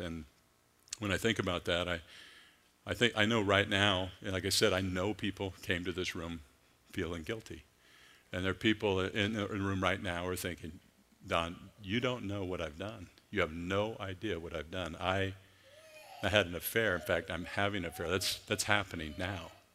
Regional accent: Clackamas, Oregon, United States; I grew up in Clackamas, Oregon

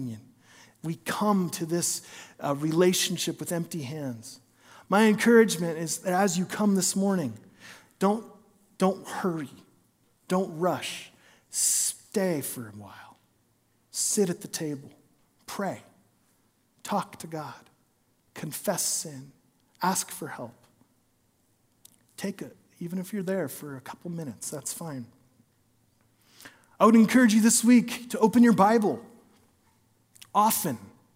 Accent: Philomath, Oregon, United States; I'm from Philomath, Oregon

